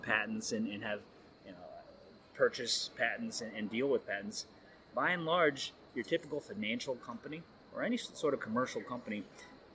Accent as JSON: {"language": "English", "region": "Ohio", "country": "United States", "tie": "born or raised there", "said": "I grew up in Ohio, basically on a farm"}